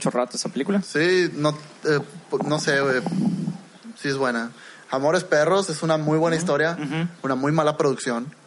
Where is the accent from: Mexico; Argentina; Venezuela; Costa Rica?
Mexico; nosotros como mexicanos necesitamos otra cosa de entretenimiento.